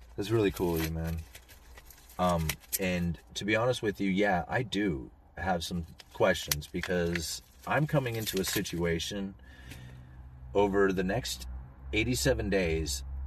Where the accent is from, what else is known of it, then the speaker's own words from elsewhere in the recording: Astoria, United States; this is my hometown. I grew up here. This is where I have always lived